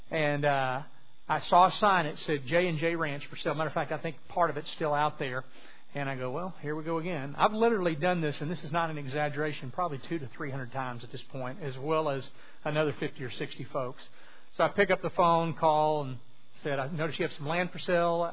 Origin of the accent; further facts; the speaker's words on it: southwest Louisiana, United States; moved away; I'm originally from southwest Louisiana